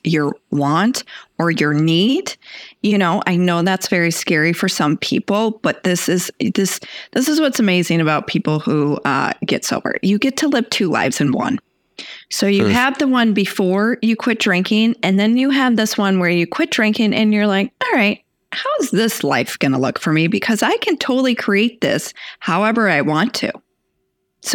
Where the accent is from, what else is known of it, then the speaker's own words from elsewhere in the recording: Texas, United States; I was born in Texas